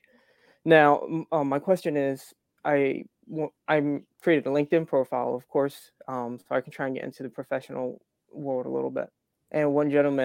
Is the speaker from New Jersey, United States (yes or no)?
yes; Atlantic City, New Jersey, United States; moved away as an adult; now in Florida, United States; I was originally from South Jersey. I grew up Atlantic City.